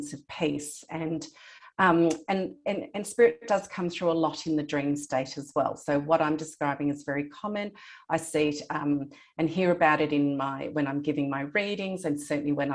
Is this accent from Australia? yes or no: yes; Australia; I was born in Australia, I have a Greek heritage, and my grandparents lived in Greece